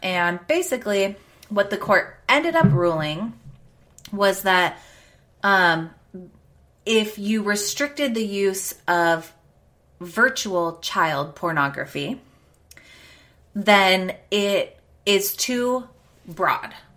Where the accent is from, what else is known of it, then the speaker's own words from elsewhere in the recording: United States; we have as American people